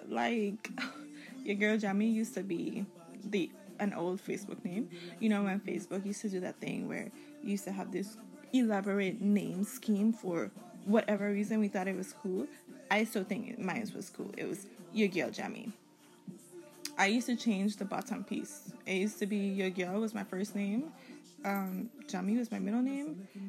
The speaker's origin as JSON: {"language": "English", "country": "U.S. Virgin Islands", "said": "I am from the Virgin Islands. I have roots all over, though."}